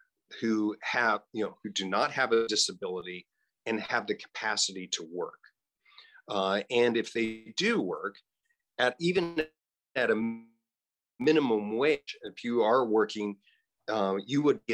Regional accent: Hays, Kansas, United States; I grew up in Hayes

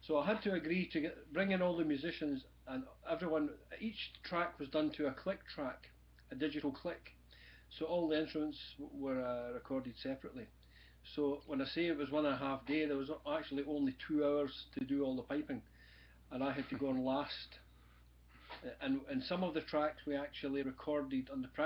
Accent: Glasgow, Scotland, United Kingdom; also born or lived in Paisley / Blackburn, West Lothian; I was originally born in Paisley, which is to the west of Glasgow. I was mainly brought up in the Glasgow area

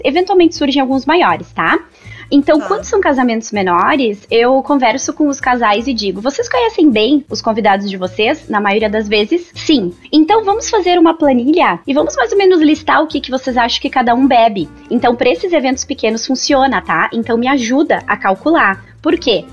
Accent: Nova Petrópolis, Rio Grande do Sul, Brazil; also born or lived in Caxias do Sul / Gramado; sou natural e moro em Nova Petrópolis. Morei um tempinho em Caxias, morei em Gramado, já viajei bastante, mas voltei para Nova Petrópolis

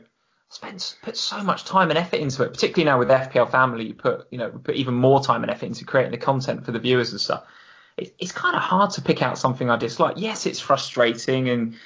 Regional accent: Hertfordshire, East of England, United Kingdom; growing up in Hertfordshire

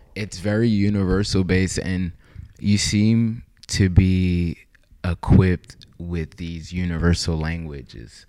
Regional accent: Haiti; I'm from Haiti.

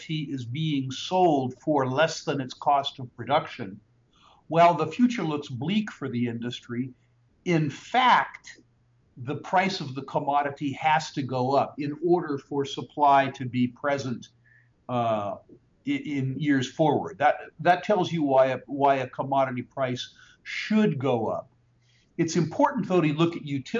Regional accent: California, United States; when I was growing up in California

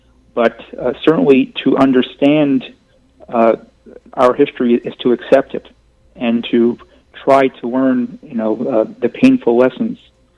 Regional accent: New York City, New York, United States; But I will tell you that I grew up in Bensonhurst

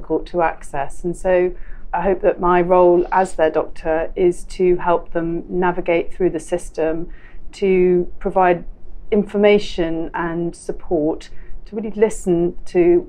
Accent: London, United Kingdom; I was born in London and I've lived in London all my life.

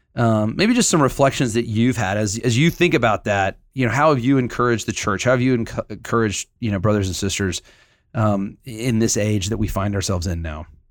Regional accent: Huntsville, Alabama, United States; I grew up in Huntsville, Alabama

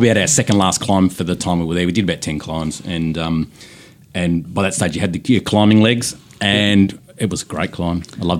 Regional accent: Scotland, United Kingdom; now in Melbourne, Australia; I'm a Scot man.

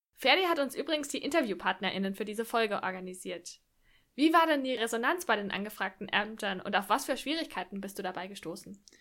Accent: Lower Franconia, Bavaria, Germany; Ich habe zu Beginn der Pandemie in einem Gesundheitsamt in, in Unterfranken gearbeitet, in meiner Heimatstadt

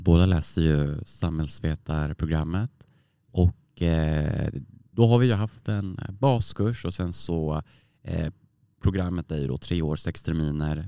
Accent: Västerås, Västmanland, Sweden; moved away as an adult; now in Umeå, Sweden; Jag är ju från Västerås, eh, en timme från Stockholm. Och eh, jag kände att jag behövde komma långt bort från min hemstad som jag liksom vuxit upp i och bott i 20 år

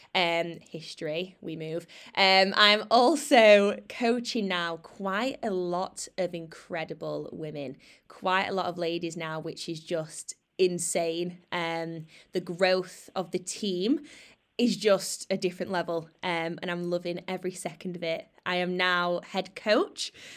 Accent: Sheffield, Yorkshire and the Humber, United Kingdom; moved away as an adult; I've moved out of my hometown, Sheffield

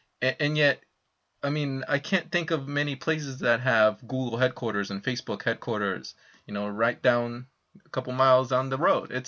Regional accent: San Francisco, California, United States; I was raised in the Sunset District of San Francisco, and my grandparents had to move to the East Bay because it was getting too expensive.

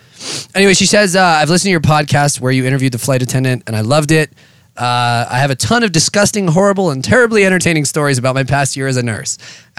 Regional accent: Melbourne, Victoria, Australia; Love your show. Listen to every episode. I'm from Melbourne, Australia.

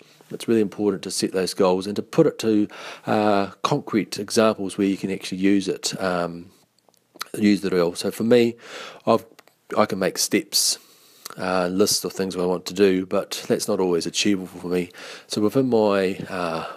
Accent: Taranaki, New Zealand; now in Christchurch, New Zealand; I am from Taranaki, but I now reside in Christchurch

